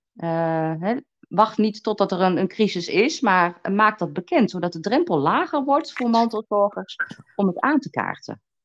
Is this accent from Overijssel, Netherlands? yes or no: yes; Twente, Overijssel, Netherlands; moved away; ik kom uit Twente